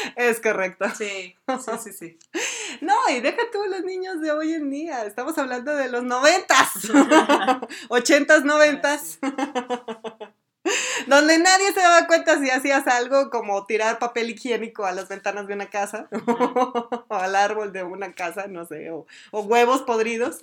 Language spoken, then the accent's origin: Spanish; Durango, Mexico; somos de Durango, México.